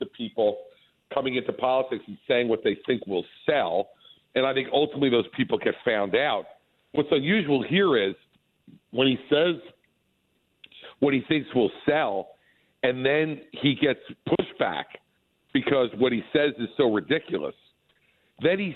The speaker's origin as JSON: {"language": "English", "region": "New Jersey", "country": "United States", "said": "Today I am actually in New Jersey, doing some fundraising today in my home state."}